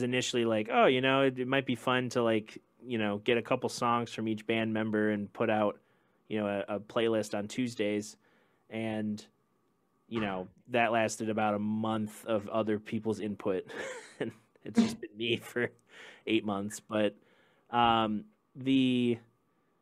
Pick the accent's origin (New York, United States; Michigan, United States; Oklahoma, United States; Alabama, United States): Michigan, United States; Grand Rapids; I grew up in Alger Heights